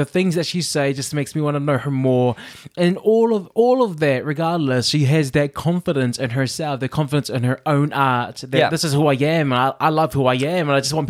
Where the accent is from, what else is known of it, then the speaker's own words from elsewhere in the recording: New York, United States; Hi, I'm from New York. I'm from New York.